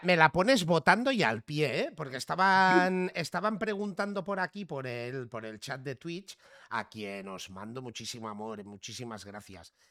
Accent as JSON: {"language": "Spanish", "region": "Catalonia", "country": "Spain", "also_born_or_lived": "Barcelona", "said": "soy catalán"}